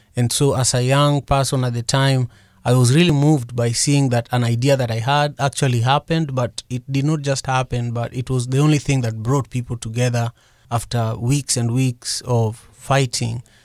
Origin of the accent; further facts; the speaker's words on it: Kisumu, Kisumu County, Kenya; also born or lived in Mercer Island, Washington, United States; now in Seattle area, United States; I grew up in Manyata, uh, which is the largest slum in Kisumu, Kenya